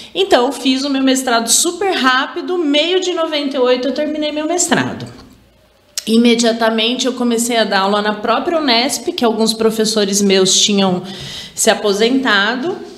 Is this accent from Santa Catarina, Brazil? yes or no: no; Araraquara, São Paulo, Brazil; sou de Araraquara